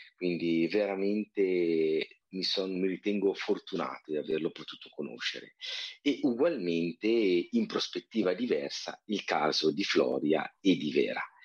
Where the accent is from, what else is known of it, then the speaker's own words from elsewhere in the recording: province of Bergamo, Lombardy, Italy; in provincia di Bergamo, ma nel complesso molto vicino alla Brianza